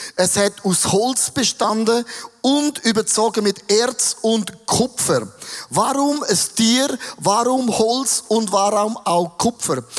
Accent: Switzerland; als ein Schweizer

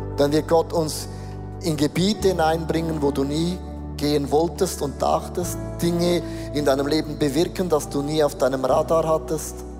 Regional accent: Switzerland; wir sind Schweizer, wir sind Europäer

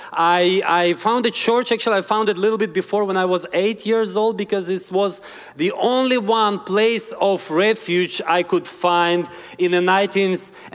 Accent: Ukraine; English is a second language; I'm originally from Ukraine. I want to tell you just a little bit of my story, where I come from. So I'm from very poor family in a, in a very poor, poor neighborhood.

